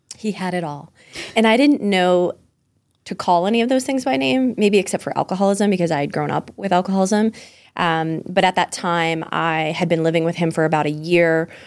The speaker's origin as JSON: {"language": "English", "town": "Pembroke", "region": "Massachusetts", "country": "United States", "tie": "born or raised there", "also_born_or_lived": "Scituate, Massachusetts", "said": "I was born and raised in Pembroke, Massachusetts."}